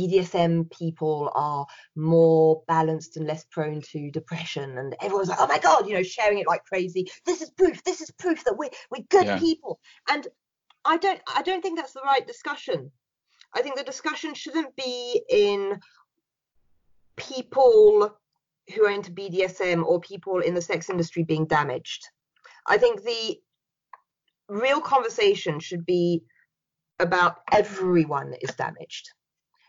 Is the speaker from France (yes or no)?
yes; France; now in United Kingdom; I was brought up in France